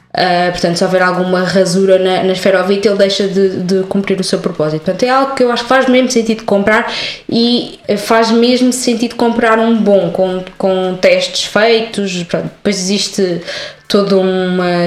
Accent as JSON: {"language": "Portuguese", "town": "Coimbra", "region": "Centro", "country": "Portugal", "moved": "yes", "lives_now": "Lisbon, Portugal", "said": "eu sou de Coimbra"}